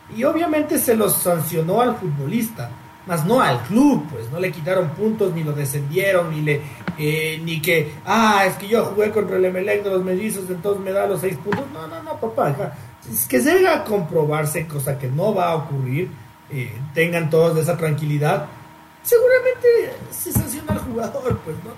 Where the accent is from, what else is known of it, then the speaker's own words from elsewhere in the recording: Ecuador; yo soy y quiero ser ecuatoriano